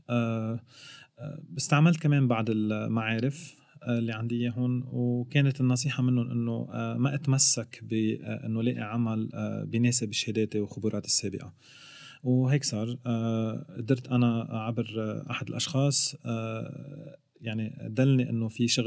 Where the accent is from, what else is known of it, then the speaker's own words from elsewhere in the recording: Lebanon; moved away as an adult; now in Sweden; جيت من لبنان بال 2012 على السويد آه، تعرفت على زوجتي كنت بشتغل بدولة خليجية آه، وجيت وقررت استقر هون